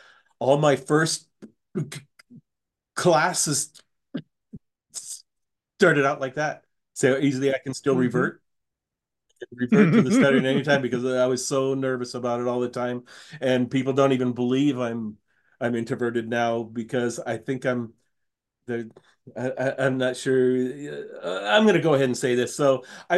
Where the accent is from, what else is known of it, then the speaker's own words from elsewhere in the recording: Washington, United States; I grew up in Washington State